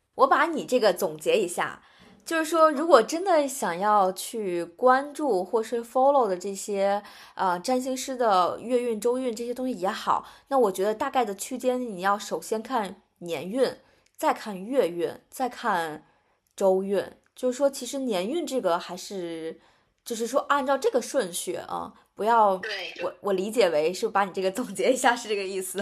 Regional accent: China; 但是可能我们中国人是非常就是认星盘这个东西

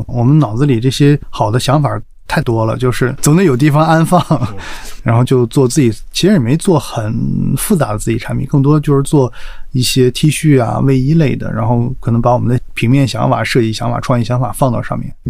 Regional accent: Dalian, Liaoning, China; born there; also born or lived in Guangzhou; 我是大连出生的，所以我从大连这样的一个北方的一个小城市吧，算是来到这个

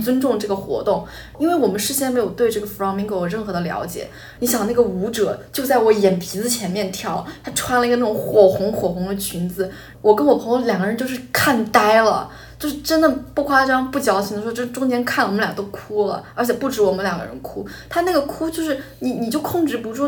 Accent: Hubei, China; 我是湖北人，然后嗯。湖北就是那种著名的高考大神

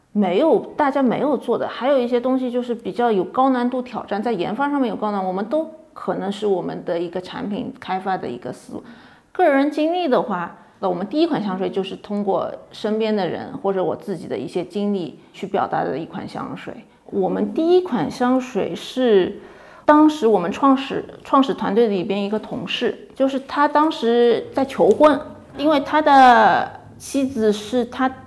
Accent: China; 作为中国人的身份

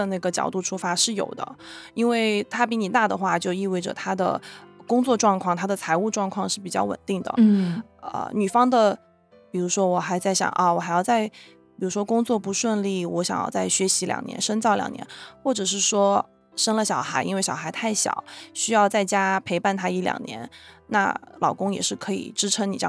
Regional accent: China; moved away as an adult; now in United States; 他本人是来自波兰，然后我来自中国，然后我们都是大概十九二十岁去的美国，然后一起在美国扎根生活下来

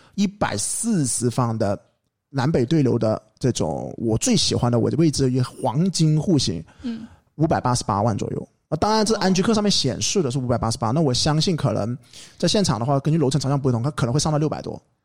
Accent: Guangzhou, Guangdong, China; 我们广东人

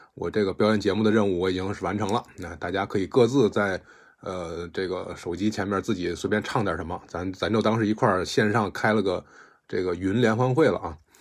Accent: China; 我们国家这个创作的人

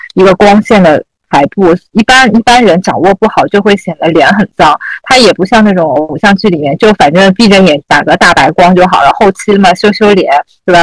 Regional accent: Shanghai, China; 我就出生在那种就是路堂里弄，这个三步路口的这种环境嘛

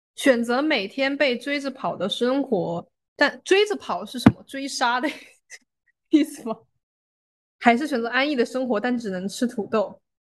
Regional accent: Fujian, China; 茶的地位在我们福建人心中这么高

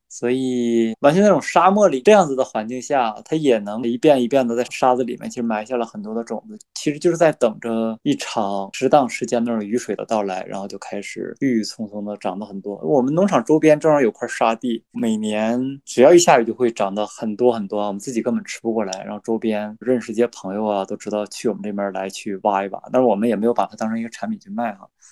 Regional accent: Heilongjiang, China; now in Alxa, China; 我小的时候是在黑龙江长大嘛

